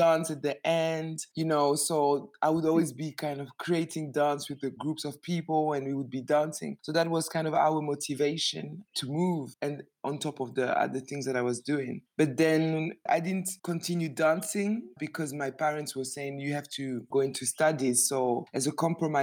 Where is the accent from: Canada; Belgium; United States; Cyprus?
Belgium; Brussels, Brussels-Capital Region; now in England; I grew up in Brussels, Belgium